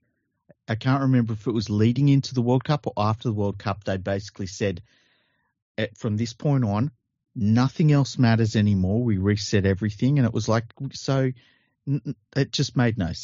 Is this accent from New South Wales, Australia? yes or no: yes; Sydney, New South Wales, Australia; I've grown up in Western Sydney all my life, and I'm an Australian. I was born here